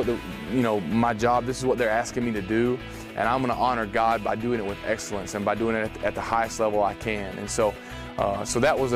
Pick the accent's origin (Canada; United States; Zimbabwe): United States; Texas; from Texas